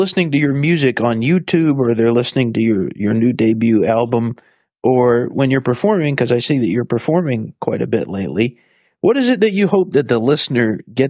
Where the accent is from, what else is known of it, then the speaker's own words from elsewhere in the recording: Philippines; moved away; I grew up in the Philippines.